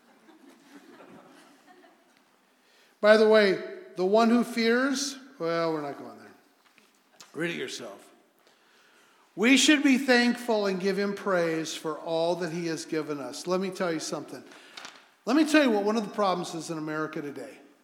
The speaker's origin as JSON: {"language": "English", "country": "United States", "said": "I'm an American."}